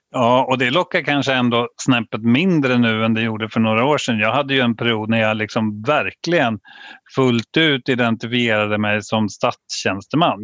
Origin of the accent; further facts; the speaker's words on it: Vadstena, Östergötland, Sweden; jag är ju uppväxt i Vadstena